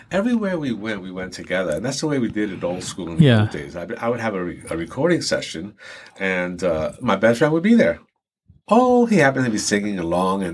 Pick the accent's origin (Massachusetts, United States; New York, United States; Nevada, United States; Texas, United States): New York, United States; New York City; also born or lived in Ponce, Puerto Rico; I was raised in the Bronx